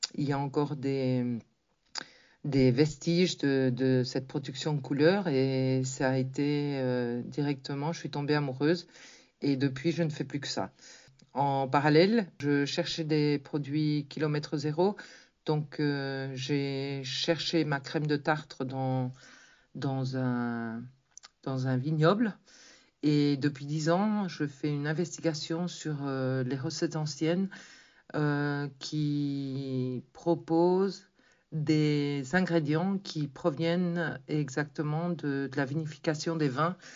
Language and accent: French; Tournai, Wallonia, Belgium; now in Canary Islands, Spain; je suis originaire de Tournai, en Belgique, tout près de chez toi. J'habite actuellement dans les îles Canaries depuis presque 40 ans